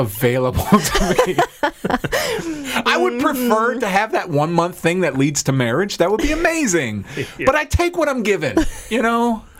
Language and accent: English; Maryland, United States; moved away; I grew up in Maryland.